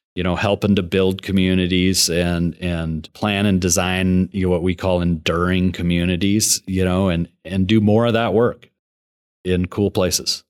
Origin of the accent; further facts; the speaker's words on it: Billings, Montana, United States; I was born and raised in Billings